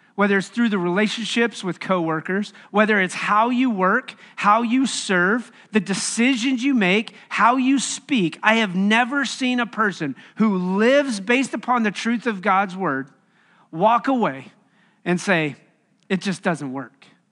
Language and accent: English; Wyoming, United States; moved away as an adult; also born or lived in Bolivar, Missouri; now in Kansas City, United States; I grew up in Wyoming